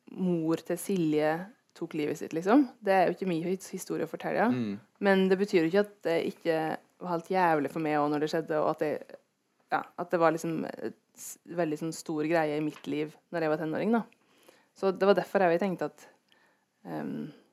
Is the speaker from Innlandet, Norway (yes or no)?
yes; Gudbrandsdalen, Innlandet, Norway; der jeg vokste opp, er det mye rånekultur